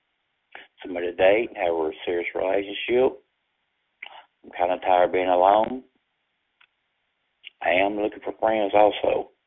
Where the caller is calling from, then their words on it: Florence, Alabama, United States; I'm calling from Florence, Alabama. I'm on place, live alone. Not looking for games or drama. I'm a country boy laid back.